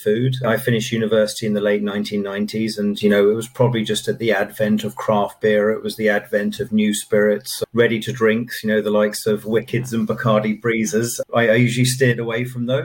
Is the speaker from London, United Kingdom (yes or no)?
no; Kent, South East England, United Kingdom; moved away as an adult; also born or lived in Dusseldorf, Germany / Frankfurt, Germany; now in Ireland; I grew up in Kent in southeast England. I lived most of my formative years there.